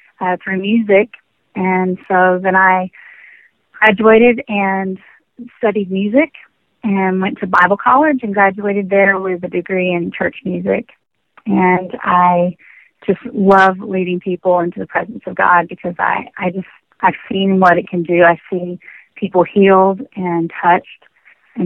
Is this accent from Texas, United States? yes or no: yes; Dallas-Fort Worth area, Texas, United States; I grew up in church in the Dallas-Fort Worth area